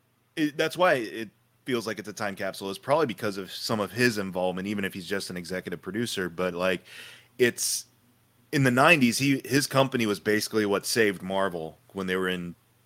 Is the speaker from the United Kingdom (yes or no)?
yes; United Kingdom; I'm British. I don't understand what the difference is.